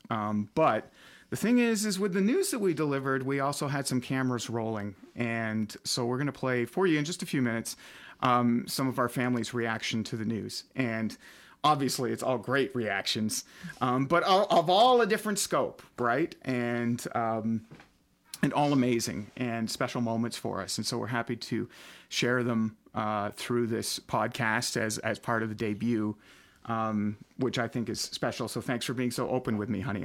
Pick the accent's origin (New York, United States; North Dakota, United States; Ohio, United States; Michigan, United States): Michigan, United States; Almont; we ended up in my hometown of Almont